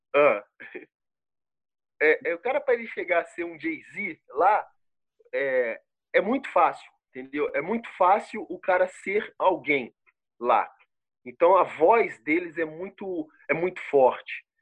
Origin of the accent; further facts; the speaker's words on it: Rio de Janeiro, Brazil; accent: carioca; moved away as an adult; also born or lived in Brusque, Santa Catarina; now in Botuverá, Brazil; eu sou carioca, eu ainda tenho um pouco do sotaque